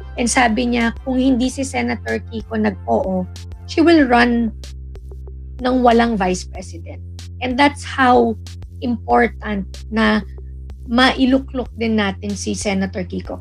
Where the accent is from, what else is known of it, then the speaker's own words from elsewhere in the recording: Philippines; taga-Pilipinas ako